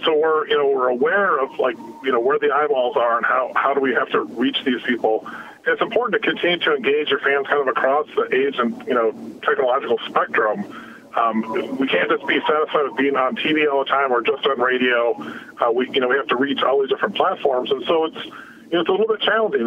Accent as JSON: {"language": "English", "region": "Midwest", "country": "United States", "tie": "born or raised there", "said": "growing up in the Midwest, listening to the Twins"}